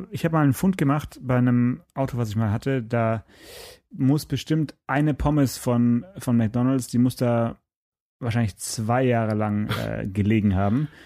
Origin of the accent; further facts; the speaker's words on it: Swabia, Germany; hier bei uns im Schwabenland